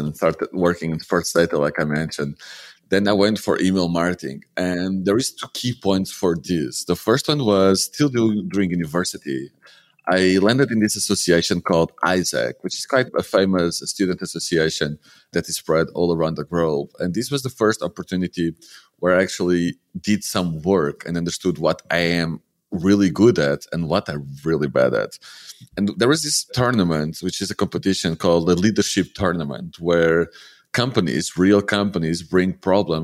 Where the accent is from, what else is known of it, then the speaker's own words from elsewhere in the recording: Lisbon, Portugal; moved away as an adult; also born or lived in Porto / Algarve; I grew up in Lisbon, so I'm a little bit spoiled